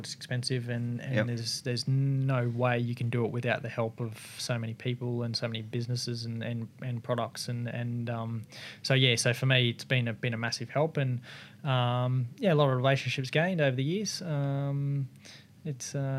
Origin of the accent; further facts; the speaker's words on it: Brisbane, Queensland, Australia; being a Queenslander and based in sort of Brisbane